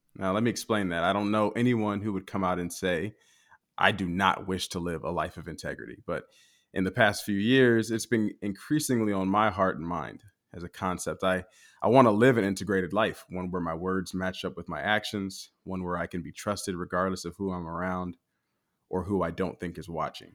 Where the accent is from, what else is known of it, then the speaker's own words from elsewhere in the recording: United States; a black man growing up in the United States